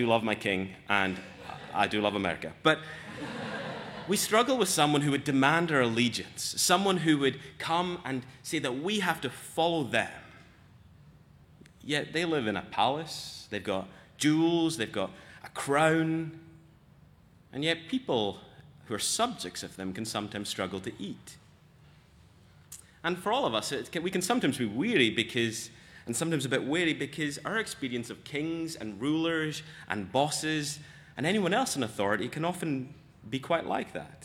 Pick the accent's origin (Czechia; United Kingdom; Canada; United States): United Kingdom; Scotland; As a Scot